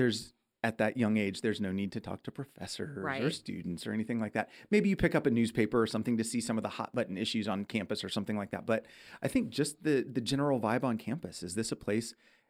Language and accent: English; Midwest, United States; moved away; I'm from the Midwest.